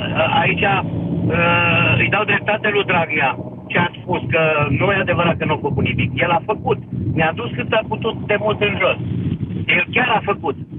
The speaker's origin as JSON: {"language": "Romanian", "area": "Jiu Valley", "region": "Hunedoara County", "country": "Romania", "said": "Eu sunt din Valea Jiului, sunt inginer"}